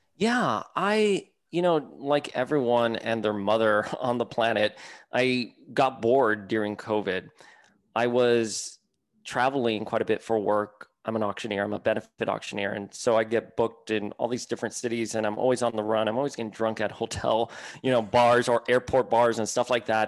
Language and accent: English; Miami, Florida, United States; I grew up in Miami, con mi abuela on Calle Ocho